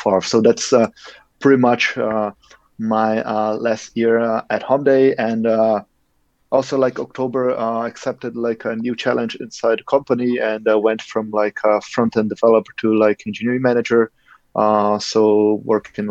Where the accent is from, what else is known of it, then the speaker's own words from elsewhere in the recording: Brazil; moved away as an adult; now in Germany; I come from Brazil